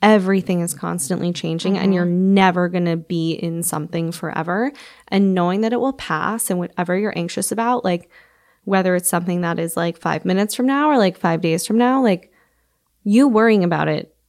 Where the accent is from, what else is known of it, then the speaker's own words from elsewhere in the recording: Midwest, United States; I am from the Midwest, so it's like a little going home for me.